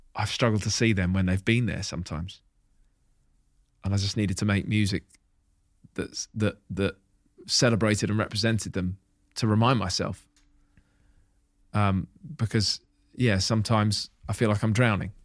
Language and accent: English; Hitchin, East of England, United Kingdom; moved away as an adult; living away from Hitchin, my hometown